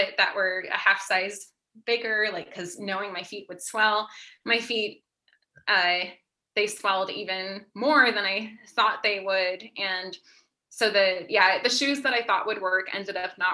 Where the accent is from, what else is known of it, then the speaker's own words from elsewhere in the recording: Pennsylvania, United States; I grew up on the East Coast, I grew up in Pennsylvania